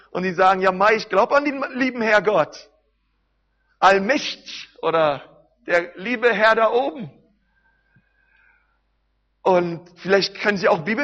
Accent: Berlin, Germany; Wisst ihr, ich komme aus Berlin

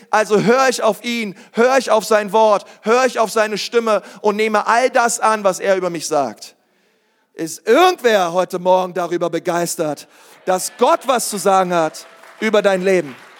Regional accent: Berlin, Germany; ich bin Berliner, ich bin in Berlin groß geworden, in der größten Schule Berlins

